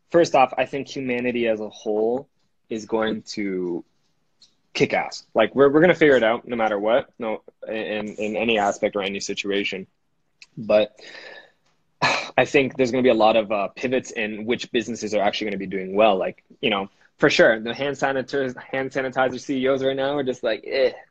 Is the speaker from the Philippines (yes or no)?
yes; Philippines; I'm Filipino, so obviously my mom is a nurse.